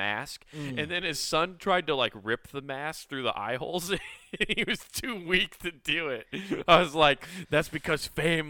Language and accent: English; Philadelphia, Pennsylvania, United States; Why are you putting that Niner shit on me? I'm from Philadelphia.